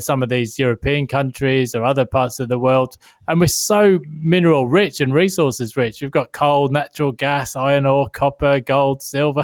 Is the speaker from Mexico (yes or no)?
no; United Kingdom; now in Australia; being a Brit